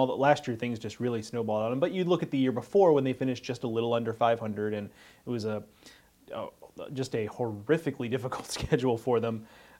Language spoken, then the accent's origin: English; Houston, Texas, United States; growing up in Houston